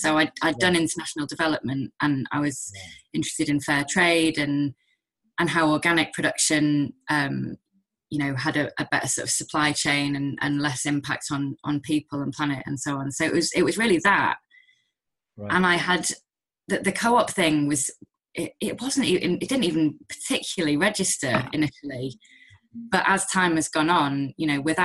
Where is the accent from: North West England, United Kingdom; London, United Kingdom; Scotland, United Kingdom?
North West England, United Kingdom; Manchester; I'm from Manchester originally, and I moved back